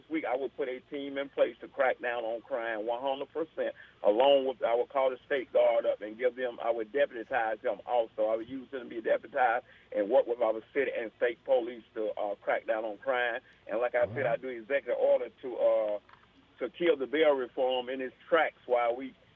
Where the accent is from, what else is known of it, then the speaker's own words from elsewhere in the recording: Atlanta, Georgia, United States; also born or lived in Queens, New York; I was born in New York, Jamaica, Queens, New York. I was raised in the Atlanta, Georgia area